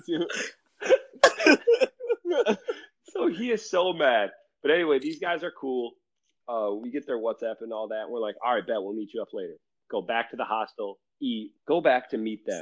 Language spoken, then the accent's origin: English; United States; I'm from the U.S.